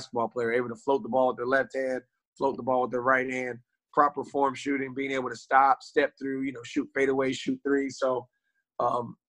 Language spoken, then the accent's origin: English; Raleigh, North Carolina, United States; I grew up here in Raleigh, North Carolina